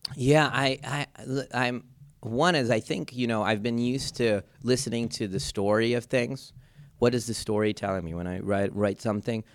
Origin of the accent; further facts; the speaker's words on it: Philadelphia, Pennsylvania, United States; also born or lived in India; my hometown Philadelphia